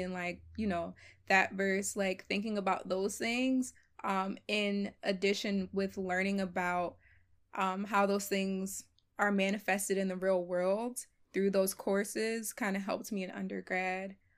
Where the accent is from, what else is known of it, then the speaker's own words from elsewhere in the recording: Philadelphia, Pennsylvania, United States; So, I was born and raised in Philly, um, but my family's originally from Ghana, West Africa.